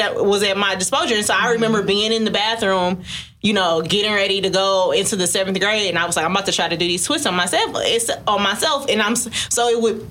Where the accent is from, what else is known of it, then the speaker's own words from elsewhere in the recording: Detroit, Michigan, United States; I'm from Detroit, so I'm mm-hmm. from like the black hair capital almost.